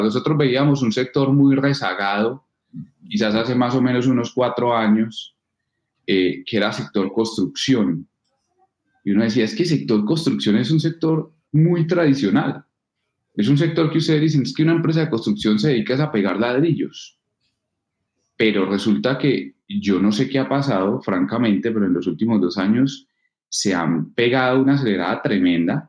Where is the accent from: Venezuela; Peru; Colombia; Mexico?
Colombia; Norte de Santander; accent: paisa; moved away as an adult; also born or lived in Cartagena; now in Medellín, Colombia; viví en Norte de Santander porque mi padre estuvo trabajando en el norte de Santander casi toda su vida y por eso viví 14 años en, Santander